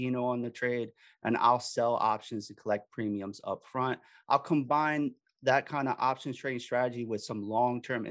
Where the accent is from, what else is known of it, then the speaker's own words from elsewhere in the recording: Miami, Florida, United States; now in Philadelphia area, United States; I'm originally from Miami.